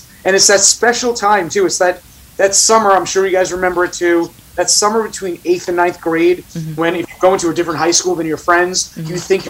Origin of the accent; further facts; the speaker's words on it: Staten Island, New York, United States; accent: Staten Island; And secondly, it got rid of my Staten Island accent, which I appreciated.